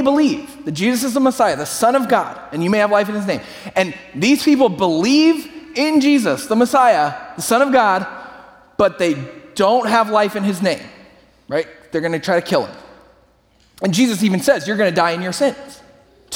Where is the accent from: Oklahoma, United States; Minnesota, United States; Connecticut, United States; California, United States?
California, United States; San Francisco Bay Area; I grew up in the San Francisco Bay Area